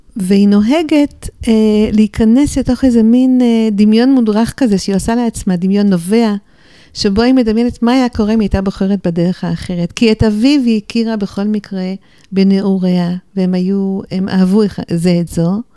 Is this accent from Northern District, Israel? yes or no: no; Jerusalem, Jerusalem District, Israel; also born or lived in New York, United States / Golan Heights / Beit She'an Valley / Beit El; נולדתי בירושלים. גדלתי בירושלים ובניו יורק לסירוגין, כי הוריי היו קשורים גם לאמריקה, אז נסענו הלוך וחזור